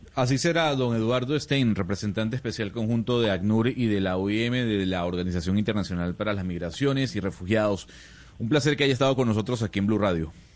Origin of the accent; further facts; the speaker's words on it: Venezuela; como venezolano